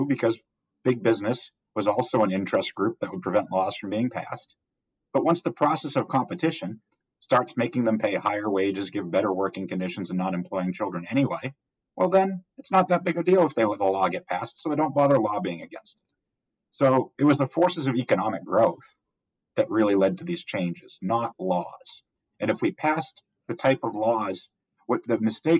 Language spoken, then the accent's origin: English; Massachusetts, United States; now in Texas, United States; my home state, or the home state of Massachusetts